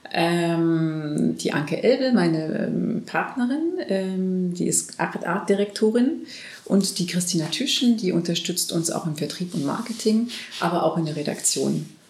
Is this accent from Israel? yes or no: no; France; moved away; als Französin